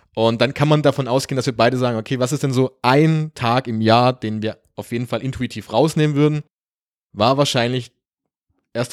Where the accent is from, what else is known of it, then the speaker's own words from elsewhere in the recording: Germany; wir kommen beide aus Deutschland